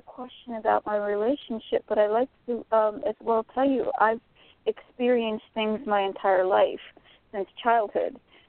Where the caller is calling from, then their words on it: Florida, United States; from Florida.